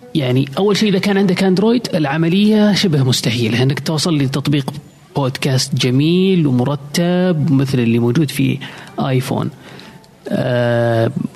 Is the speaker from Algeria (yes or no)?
no; Saudi Arabia; عندنا في السعودية